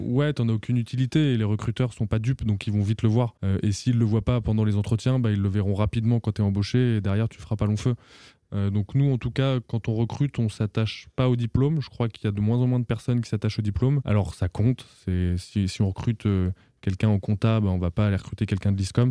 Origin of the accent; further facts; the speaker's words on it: Auvergne-Rhône-Alpes, France; moved away as an adult; also born or lived in Paris; je suis originaire d'Auvergne